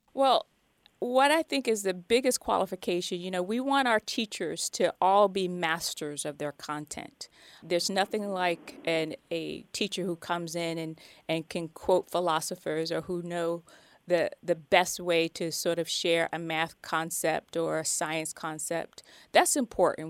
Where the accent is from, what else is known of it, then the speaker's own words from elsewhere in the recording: New Jersey, United States; I hail from New Jersey